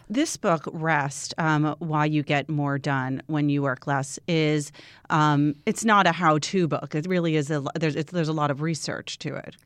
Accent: Long Island, New York, United States; I also grew up on Long

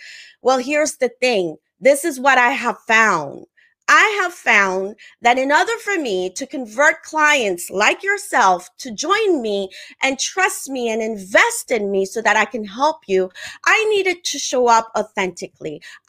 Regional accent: Haiti; first language French; English is a second language; also born or lived in Africa; I'm originally from the Caribbean. I'm Haitian. I grew up part of my life in Africa. All that to share with you is that my mother language is French and Creole, not English.

